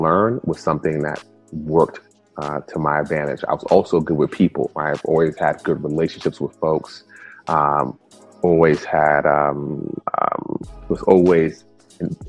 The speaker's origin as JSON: {"language": "English", "town": "New York City", "region": "New York", "country": "United States", "tie": "born or raised there", "first_language": "Spanish", "second_language": "English", "said": "I was born in the early 70s and grew up in the South Bronx, New York"}